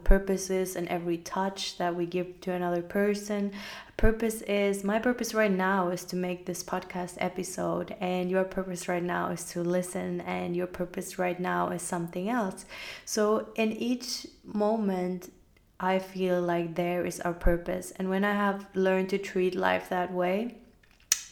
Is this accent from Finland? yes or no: yes; Finland; I grew up in Finland, so having faith in anything wasn't really a very accepted thing